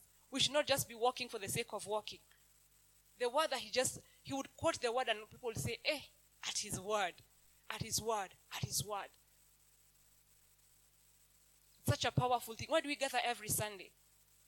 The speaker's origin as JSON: {"language": "English", "country": "Kenya", "tie": "born or raised there", "second_language": "English", "said": "I have lived in Kenya all my life"}